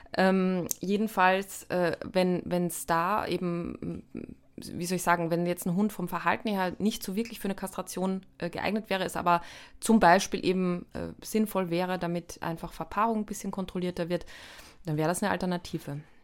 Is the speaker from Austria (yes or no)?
yes; Austria; als Österreicherin